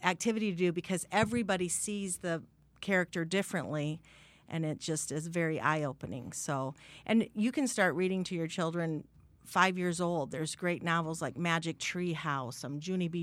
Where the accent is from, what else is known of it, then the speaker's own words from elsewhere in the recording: Sibley, Iowa, United States; also born or lived in San Antonio, Texas; I grew up in Sibley, Iowa, way in the northwest corner of the state.